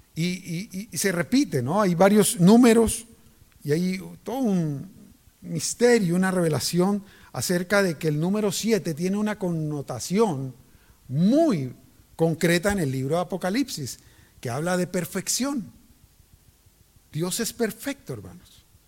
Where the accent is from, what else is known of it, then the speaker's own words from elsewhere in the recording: Cali, Valle del Cauca, Colombia; moved away; en Colombia, en Cali, yo soy de Cali